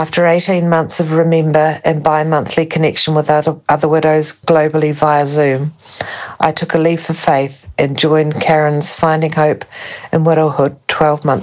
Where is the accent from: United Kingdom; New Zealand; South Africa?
New Zealand; now in France; I'm from New Zealand, but currently living in France